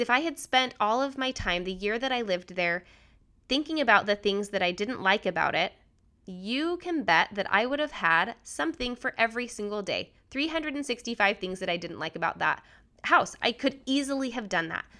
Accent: Utah, United States; also born or lived in New Hampshire / Washington, D.C.; now in Richmond, United States; I grew up in Utah

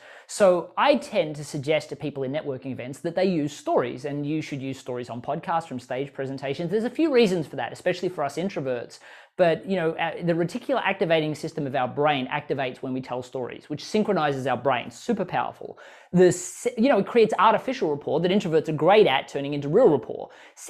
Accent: Australia; now in United States; I moved from Australia to the US. That was terrifying.

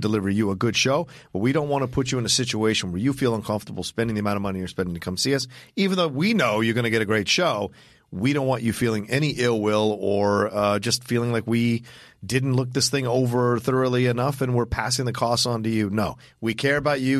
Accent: Southern Virginia, United States; grew up in Southern Virginia

